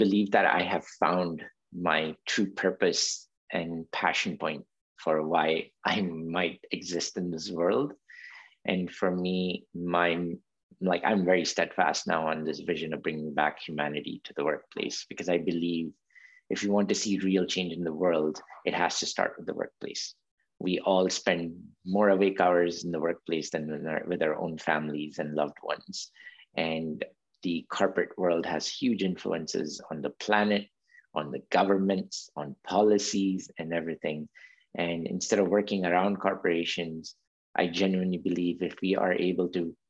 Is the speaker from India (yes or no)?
yes; India; also born or lived in Saudi Arabia; So for example, living in Saudi Arabia as an Indian, as a child of an Indian immigrant worker, it was a very different environment.